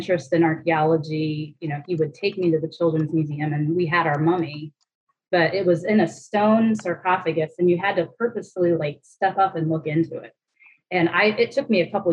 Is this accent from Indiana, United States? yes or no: yes; Indianapolis, Indiana, United States; I grew up out by Eagle Creek